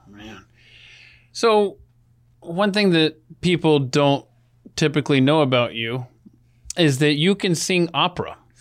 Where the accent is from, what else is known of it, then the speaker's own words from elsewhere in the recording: Atlanta, Georgia, United States; I grew up in Atlanta